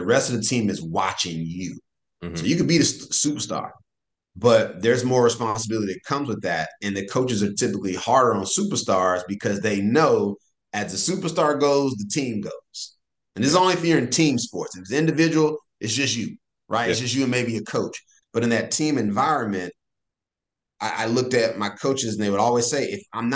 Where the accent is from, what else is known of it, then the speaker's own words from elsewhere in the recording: North Carolina, United States; now in California, United States; I live in California now, and I'm from North Carolina.